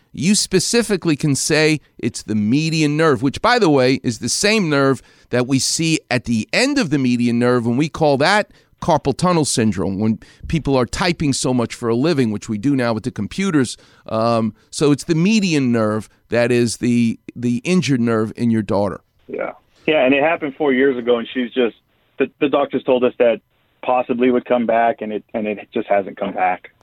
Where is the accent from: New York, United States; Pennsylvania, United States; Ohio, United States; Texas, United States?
New York, United States; now in Los Angeles, United States; I'm a New Yorker, which is is in me.